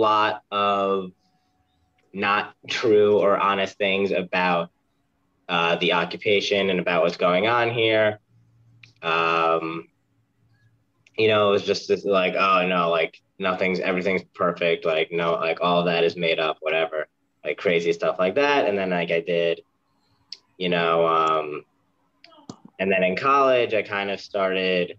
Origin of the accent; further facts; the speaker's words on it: New York, United States; moved away as an adult; also born or lived in Tel Aviv; now in Jerusalem; I'm originally from New York.